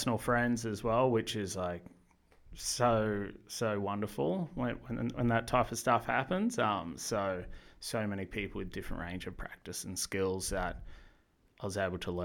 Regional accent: Noosa Heads, Queensland, Australia; moved away as an adult; also born or lived in Brisbane; now in Melbourne, Australia; I grew up in beautiful Noosa Heads, being a little rat bag that skateboarded and surfed every day

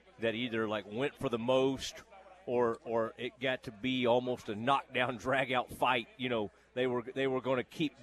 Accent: Kaufman, Texas, United States; I grew up in Kaufman, Texas, which is a rodeo town

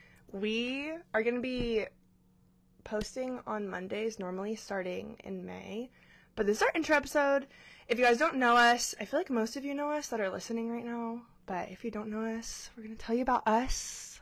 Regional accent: Georgia, United States; moved away as an adult; now in Hawaii, United States; So I moved here from Georgia, but I'll be here for 4 years this June.

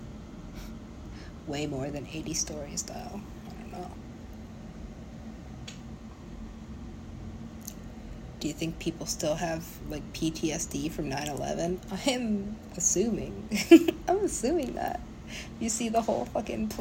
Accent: United States; I am American

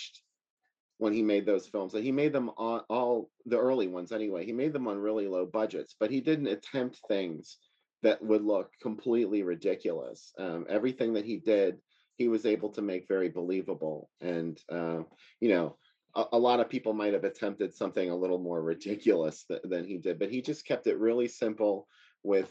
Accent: Pittsburgh, Pennsylvania, United States; I'm from Pittsburgh

